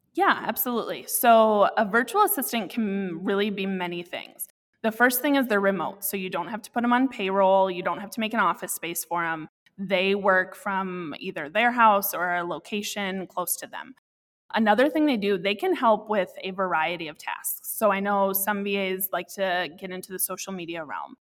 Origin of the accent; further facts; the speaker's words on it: Iowa City, Iowa, United States; also born or lived in Cascade, Iowa / Dubuque, Iowa; I grew up in Iowa City, and I was constantly around kids